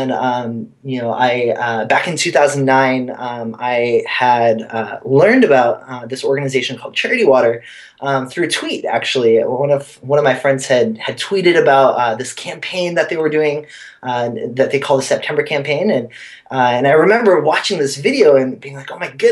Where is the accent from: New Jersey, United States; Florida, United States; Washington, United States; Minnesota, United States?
Washington, United States; Oakville; now in New York City, United States; I grew up in a really, really small town called Oakville. It's about halfway between Seattle and Portland